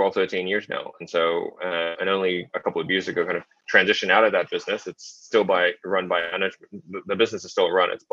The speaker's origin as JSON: {"language": "English", "town": "Sydney", "region": "New South Wales", "country": "Australia", "tie": "born or raised there", "also_born_or_lived": "Shanghai", "said": "I was born in Shanghai, grew up in Sydney, Australia."}